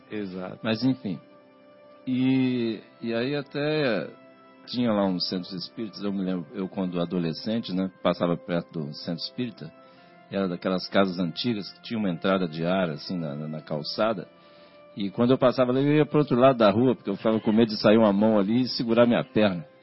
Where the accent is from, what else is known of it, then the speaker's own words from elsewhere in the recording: Natividade, Rio de Janeiro, Brazil; also born or lived in São Paulo; now in Vinhedo, Brazil; vim de família católica, né? Inclusive eu sou Fluminense, lá do norte do estado do Rio. Lá... Campos? Natividade.